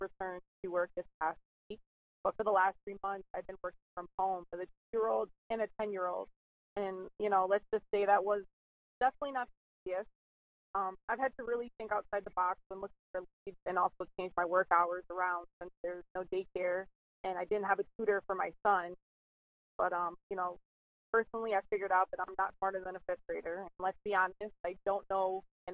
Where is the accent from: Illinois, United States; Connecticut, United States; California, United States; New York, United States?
New York, United States; Binghamton; my hometown in Binghamton in upstate New York